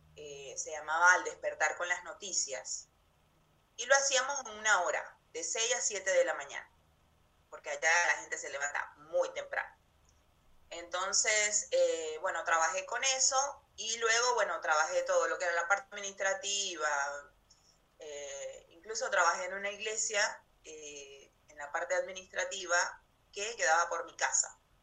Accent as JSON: {"language": "Spanish", "town": "Maracaibo", "region": "Zulia", "country": "Venezuela", "moved": "as an adult", "lives_now": "Comodoro Rivadavia, Argentina", "said": "Vengo de Venezuela, de Venezuela, de una ciudad que se llama Maracaibo"}